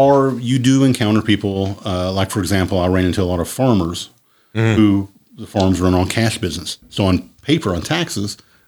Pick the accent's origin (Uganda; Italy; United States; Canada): United States; Berea, Kentucky; In the 80s, when I was growing up, I'm from Berea as well. I grew up here.